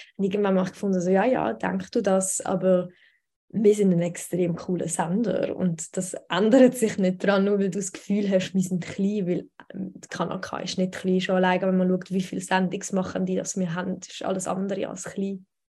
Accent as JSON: {"language": "German", "country": "Switzerland", "tie": "born or raised there", "said": "Ich bin aber in der Schweiz geboren und da aufgewachsen"}